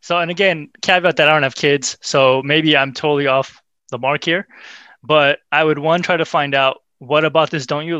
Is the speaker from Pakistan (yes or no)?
yes; Pakistan; also born or lived in Central Valley, California; now in United States; I grew up in Pakistan and I went to college in the Central Valley.